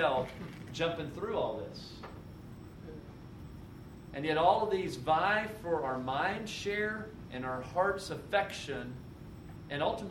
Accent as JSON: {"language": "English", "country": "United States", "tie": "born or raised there", "said": "I was raised in America"}